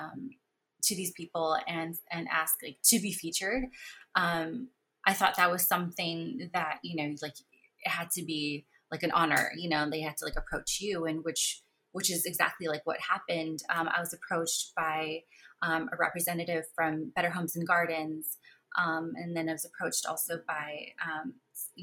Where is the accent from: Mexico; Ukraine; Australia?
Mexico; moved away; I was born in Mexico.